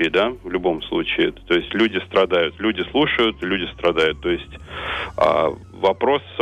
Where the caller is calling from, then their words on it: United States; Да, сейчас, да, именно сейчас я звоню из Штатов.